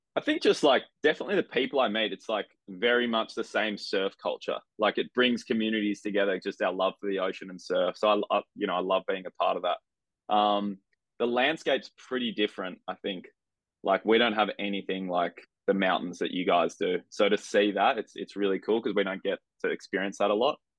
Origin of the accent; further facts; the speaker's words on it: Avalon Beach, New South Wales, Australia; i grew up in a place called avalon beach which is uh, about an hour and a half north of sydney